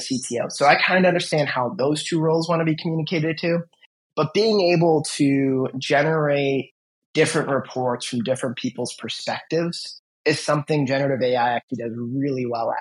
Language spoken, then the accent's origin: English; Cleveland, Ohio, United States; we are from Cleveland